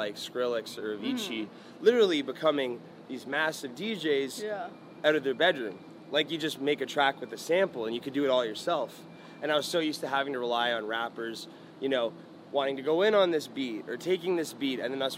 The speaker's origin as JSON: {"language": "English", "town": "Mississauga", "region": "Ontario", "country": "Canada", "tie": "born or raised there", "moved": "as an adult", "said": "So Mississauga, the suburb that I grew up in around Toronto"}